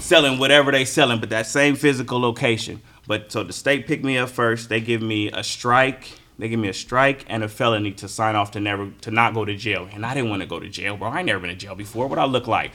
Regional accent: California, United States; I'm from California

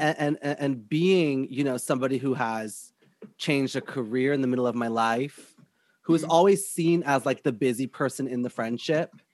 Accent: Whitby, Ontario, Canada; But I grew up in Whitby, Ontario, which is like all white people everywhere

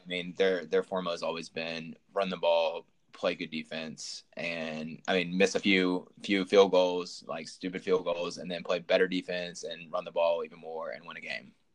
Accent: Memphis, Tennessee, United States; now in Atlanta, United States; we're both from Memphis

